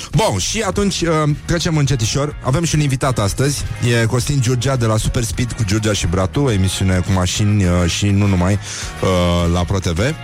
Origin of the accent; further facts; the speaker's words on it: Brăila County, Romania; eu sunt din Brăila